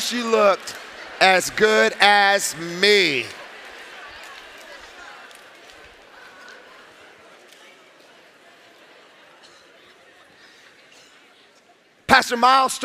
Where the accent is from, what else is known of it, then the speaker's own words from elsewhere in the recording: Palm Springs, California, United States; I'm from Palm Springs